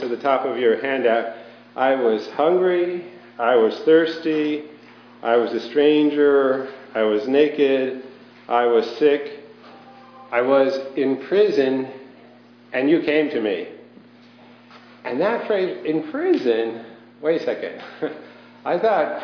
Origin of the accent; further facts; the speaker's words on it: outside of New York City, United States; I grew up outside of New York City in a Jewish neighborhood and environment